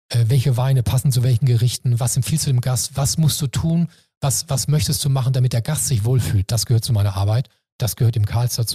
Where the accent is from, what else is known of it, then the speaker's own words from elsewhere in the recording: Hamburg, Germany; Nee, mir ist das Jakob und, und Hamburg, meine Heimat hier, wichtiger.